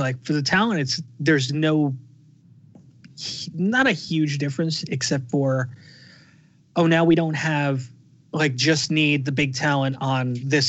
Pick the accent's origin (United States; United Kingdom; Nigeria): United Kingdom; I'm the GM of NXT, but I'm also British, and these are my guys.